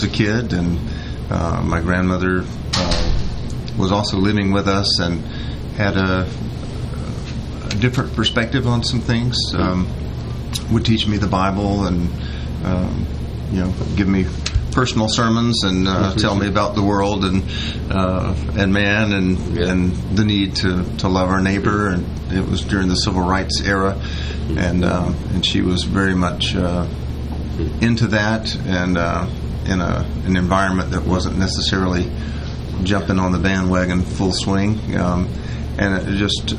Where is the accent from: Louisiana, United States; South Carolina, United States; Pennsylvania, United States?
South Carolina, United States; Greenville; moved away as an adult; also born or lived in Clemson, South Carolina; now in Paris, France; Growing up in Greenville, I was exposed to many opportunities